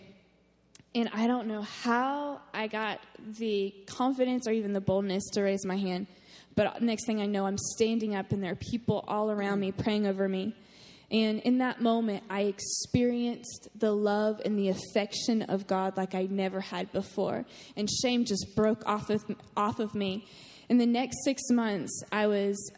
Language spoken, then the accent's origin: English; North Carolina, United States; moved away as an adult; I'm also from North Carolina. We're both from North Carolina. Corey's from the mountains, and I'm from the beach